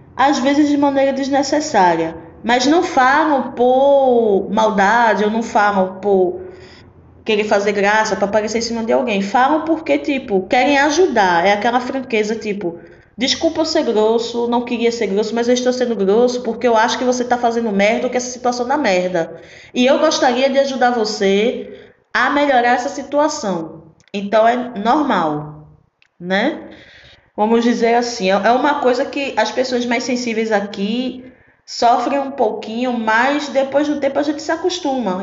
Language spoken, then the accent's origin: Portuguese; Recife, Pernambuco, Brazil; born or raised there; accent: pernambucana raiz; moved away as an adult; now in Salvador, Brazil